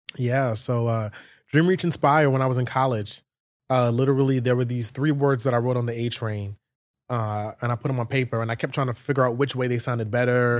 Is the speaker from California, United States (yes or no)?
no; New York City, New York, United States; I grew up in New York City schools. I went to school in Canarsie, Brooklyn, all the way to Fort Greene, Brooklyn